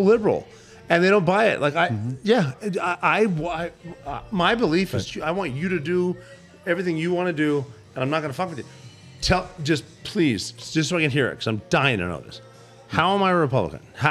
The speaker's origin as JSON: {"language": "English", "town": "Butte", "region": "Montana", "country": "United States", "tie": "born or raised there", "moved": "yes", "said": "I'm from Butte, Montana."}